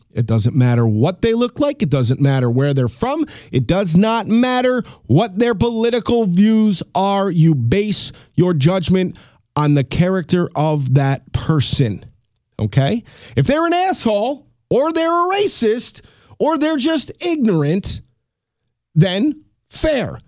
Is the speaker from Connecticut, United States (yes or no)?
no; New York, United States; I'm a New Yorker